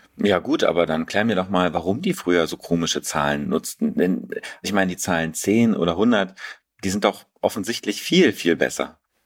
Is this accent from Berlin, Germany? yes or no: yes; Berlin, Germany; mich als Berliner